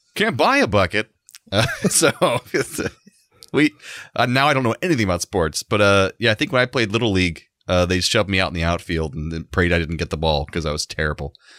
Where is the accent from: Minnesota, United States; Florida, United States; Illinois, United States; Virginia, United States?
Florida, United States; Central; growing up in Central Florida